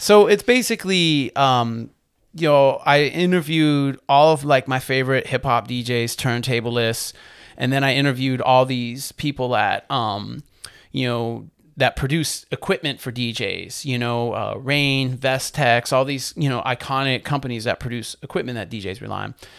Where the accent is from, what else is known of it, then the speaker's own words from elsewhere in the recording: Maine, United States; moved away as an adult; also born or lived in New Britain, Connecticut; growing up in Maine, you know, in the eighties and nineties